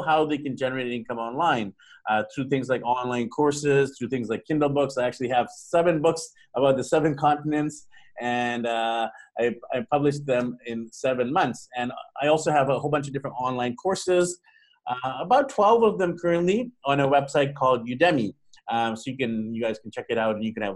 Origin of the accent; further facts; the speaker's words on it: Vancouver, British Columbia, Canada; I'm actually from Vancouver, Vancouver, BC, Canada